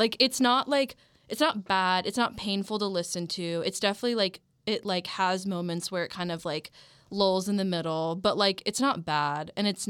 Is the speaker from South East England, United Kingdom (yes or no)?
no; Manchester, North West England, United Kingdom; I'm a Manchester girl, don't hate me.